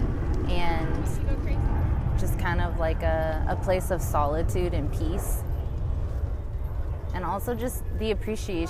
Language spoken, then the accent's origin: English; Pacific Northwest, United States; also born or lived in Seattle; growing up in the Pacific Northwest